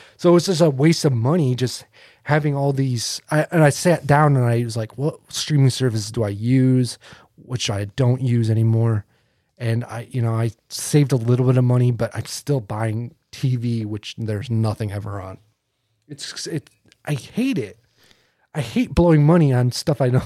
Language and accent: English; Naples, New York, United States; I grew up in Naples all my life